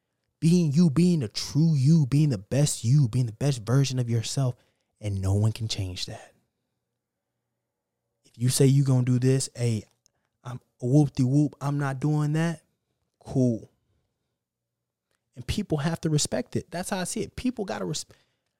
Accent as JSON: {"language": "English", "region": "Texas", "country": "United States", "said": "And now I'm from Texas. We drive fast here."}